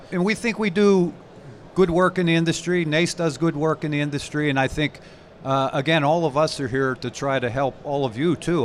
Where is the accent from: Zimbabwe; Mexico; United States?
United States; Pittsburgh, Pennsylvania; I'm a Pittsburgh-based person. I grew up in Pittsburgh